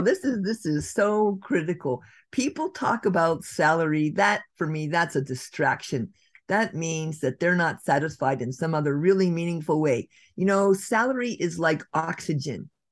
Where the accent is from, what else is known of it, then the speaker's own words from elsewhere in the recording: Redwood City, California, United States; my downtown, my hometown of Redwood City